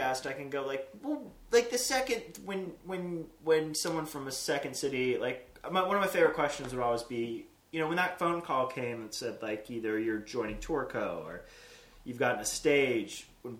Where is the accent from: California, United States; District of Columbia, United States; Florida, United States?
California, United States; now in Chicago, United States; I grew up in California